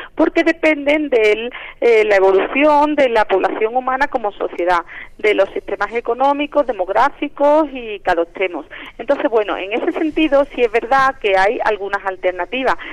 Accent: Andalusia, Spain; moved away as an adult; now in Mexico City, Mexico; yo soy de Andalucía, ah, de España. Llevo aquí en la UNAM trabajando ya cuatro años

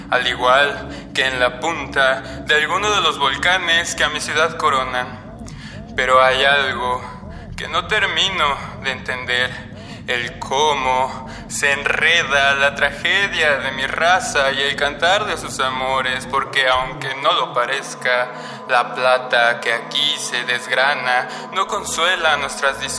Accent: Iztapalapa, Mexico City, Mexico; born there; Tengo 22 años y nací en Iztapalapa, aquí en, en la Ciudad de México.

